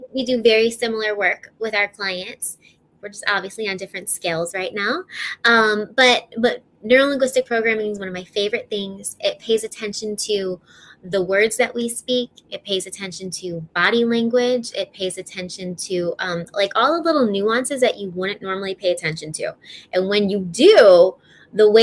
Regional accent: Chicago, Illinois, United States; also born or lived in Denver; I'm from Illinois. I'm from Chicago

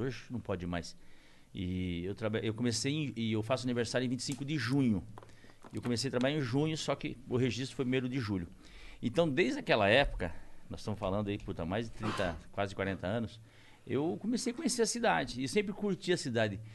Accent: Corbélia, Paraná, Brazil; born or raised there; now in São Paulo, Brazil

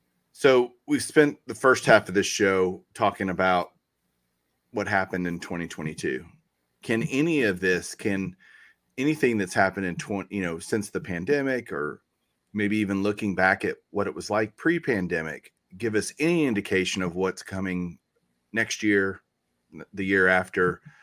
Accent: Texas, United States; I'm from Texas. That's a Texas saying

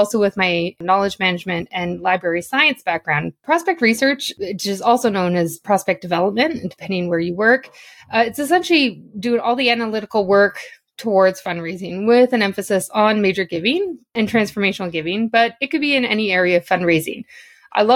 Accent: Northern Ontario, Canada; now in Toronto, Canada; I'm originally from Northern Ontario

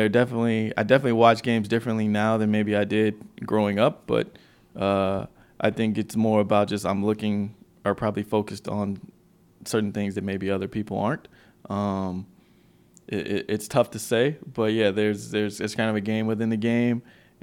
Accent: Memphis, Tennessee, United States; Memphis, Tennessee.

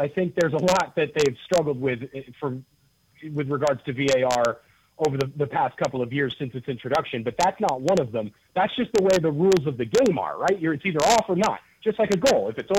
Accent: United States; speaking as an American soccer fan

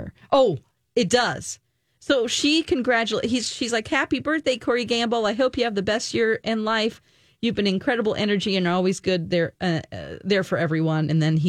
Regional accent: the South, United States; I'm from the South, and they're like, my daddy, you know?

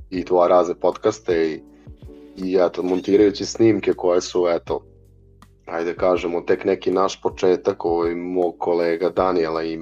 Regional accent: Novi Bečej, Vojvodina, Serbia; dolazim iz Novog Bečeja, 94. godište.

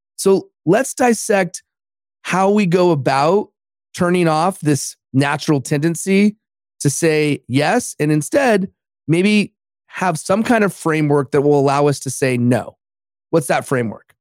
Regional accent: Los Angeles, California, United States; my hometown of Los Angeles

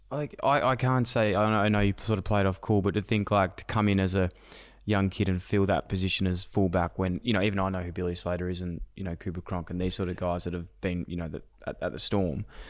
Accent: Melbourne, Victoria, Australia; I'm from Melbourne

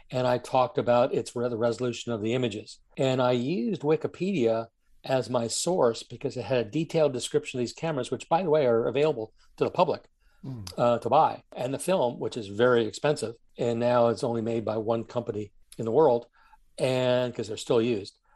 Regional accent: Germany; Now, I grew up in Germany. My father was in the Air Force. He took us to East Berlin to show us what the bad guys were.

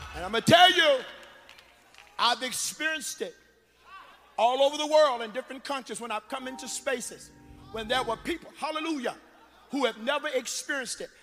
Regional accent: Gretna, Virginia, United States; moved away; I'm from Gretna, Virginia.

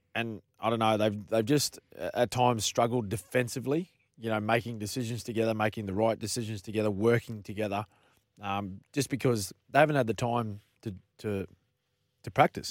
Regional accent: Queensland, Australia; a Queenslander

